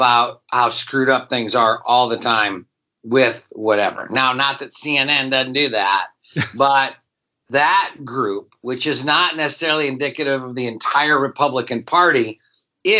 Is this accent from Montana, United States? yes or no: no; Michigan, United States; I'm from Michigan